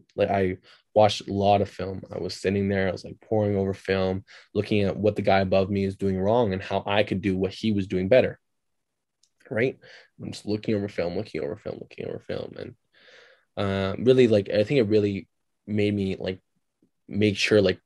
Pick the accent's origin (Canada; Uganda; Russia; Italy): Canada; also born or lived in Turkey; growing up, like, here